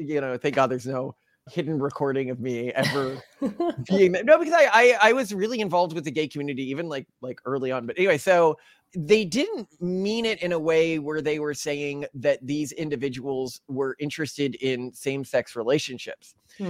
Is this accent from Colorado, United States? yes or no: no; Texas, United States; so I grew up in Texas, you know, and a long time ago, I'm 36 now.